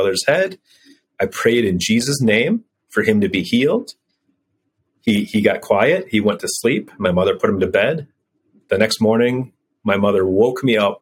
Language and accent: English; United States; moved away as an adult; I'm an American